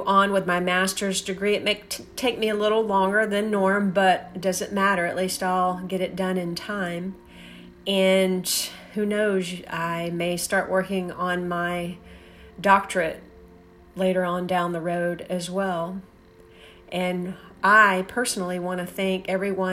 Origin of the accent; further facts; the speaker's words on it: Lakeland, Florida, United States; I am from Lakeland, Florida